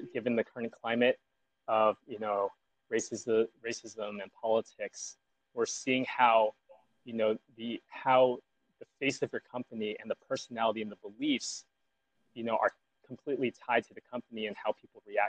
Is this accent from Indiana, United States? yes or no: no; Southern California, United States; I grew up in Southern California